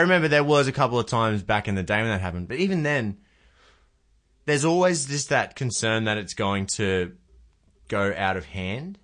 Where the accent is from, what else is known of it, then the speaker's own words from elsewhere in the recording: Queensland, Australia; I'm a Queenslander